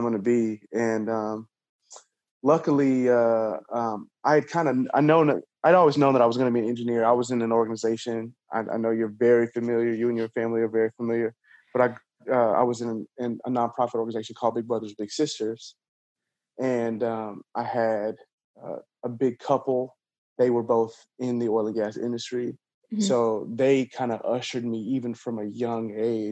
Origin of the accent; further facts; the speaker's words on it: Houston, Texas, United States; also born or lived in Oklahoma; I grew up in Houston